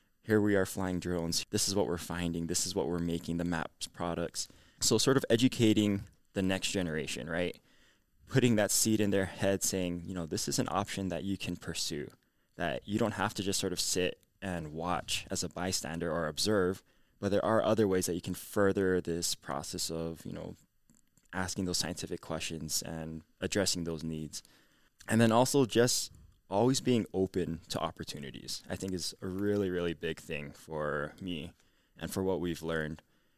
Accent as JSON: {"language": "English", "region": "Hawaii", "country": "United States", "said": "And I said, oh, hi … I'm from Oahu, another island."}